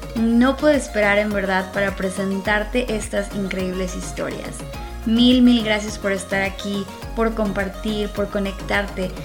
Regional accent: Mexico City, Mexico; moved away; soy originaria de la Ciudad de México, en aquel entonces lo decían en el Distrito Federal.

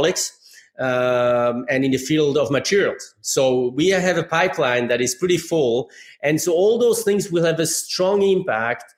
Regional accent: Geneva, Switzerland; moved away as an adult; now in Michigan, United States; I grew up in Geneva, Switzerland

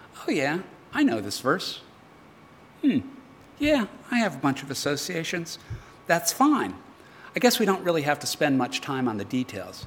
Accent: United States; now in Australia; as an American

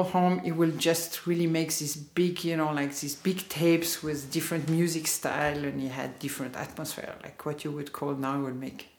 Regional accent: Lausanne, Vaud, Switzerland; born there; also born or lived in Geneva / London; Like, I was born in Lausanne.

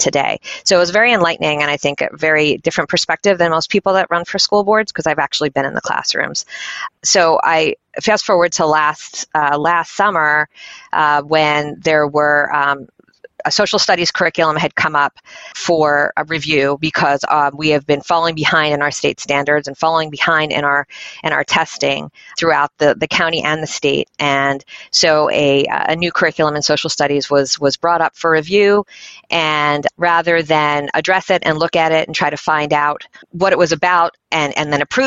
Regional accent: Philadelphia, Pennsylvania, United States; moved away as an adult; now in York, United States; I'm from Philadelphia, suburbs of Philadelphia originally

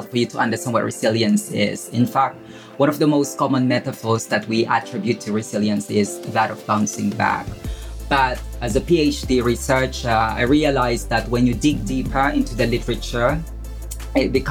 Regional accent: Philippines; moved away as an adult; now in England; I was born in the Philippines. I spent my formative years in a slum in the Philippines.

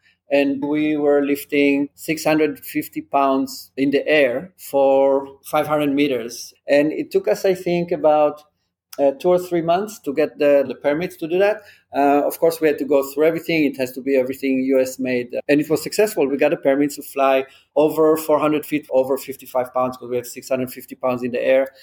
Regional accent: Israel; also born or lived in England; now in New York, United States; I'm from Israel. I grew up in Israel. I lived in England for a few years as well, and then moved to New York

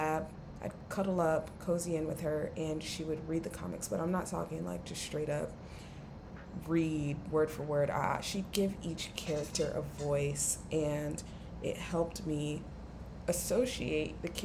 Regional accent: Atlanta, Georgia, United States; I'm from Atlanta, which is a major city, of course.

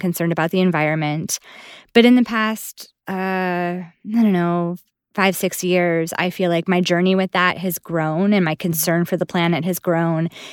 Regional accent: Buffalo, New York, United States; moved away; I'm originally from Buffalo

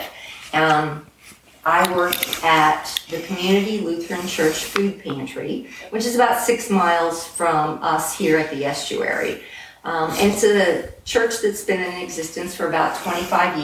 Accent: Kokomo, Indiana, United States; moved away as an adult; now in Delaware, United States; Originally from North Central Indiana, around Kokomo

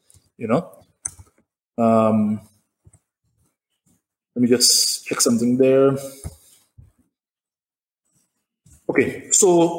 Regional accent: St. Lucia

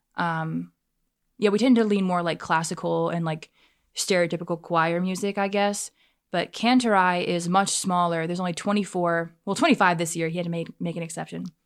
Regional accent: Fort Mill, South Carolina, United States; I grew up in Baxter, if you're familiar with the Fort Mill area.

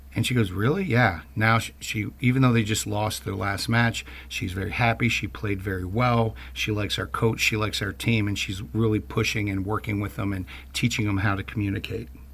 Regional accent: Baltimore, Maryland, United States; my own background growing up in Baltimore

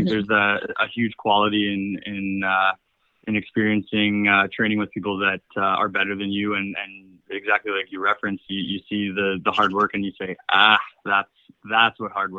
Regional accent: Barrie, Ontario, Canada; also born or lived in Michigan, United States; now in Montreal, Canada; You know, you moving to Michigan, I'm coming from Barrie

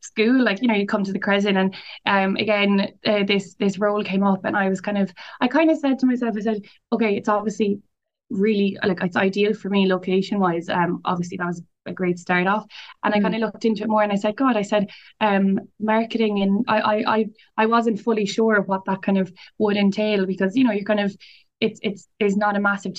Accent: Limerick, Munster, Ireland; also born or lived in Nenagh; I'm from Nina, but I went to college, I grew up in Limerick City

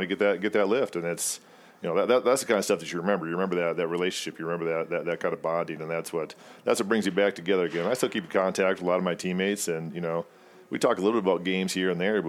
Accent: Waseca, Minnesota, United States; I grew up in Waseca, Minnesota

